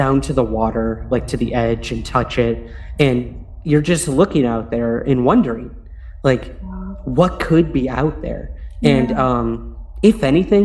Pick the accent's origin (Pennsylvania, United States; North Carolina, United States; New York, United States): New York, United States; Syracuse; my hometown of Syracuse, New York